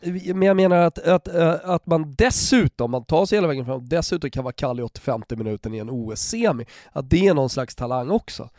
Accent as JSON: {"language": "Swedish", "country": "Sweden", "said": "Som svensk"}